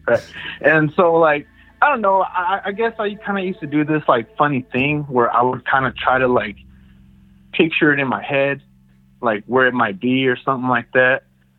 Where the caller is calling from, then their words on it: Merced, California, United States; from Merced, California.